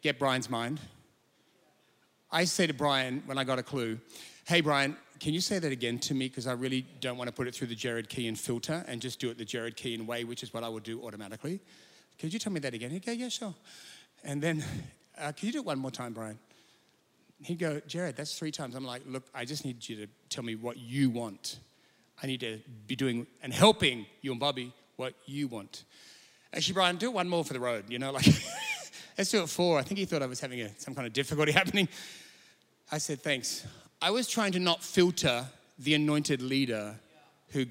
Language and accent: English; Sydney, New South Wales, Australia; moved away as an adult; now in Perth, Australia; I'm from Sydney originally, less Sydney, I was about 30. I'm in Perth